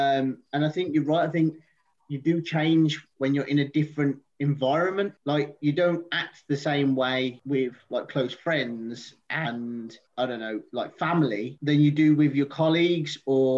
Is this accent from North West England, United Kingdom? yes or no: no; Birmingham, West Midlands, United Kingdom; accent: Brummie; now in Leamington, United Kingdom; If I spend a couple of days in Birmingham, my Brummie accent comes back massively. Now, I've still got a Brummie accent, obviously, but because I'm not a million miles away from Birmingham in Leamington.